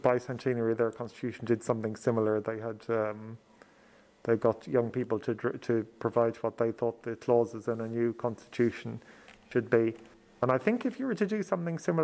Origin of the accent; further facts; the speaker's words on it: Ireland; as a Southerner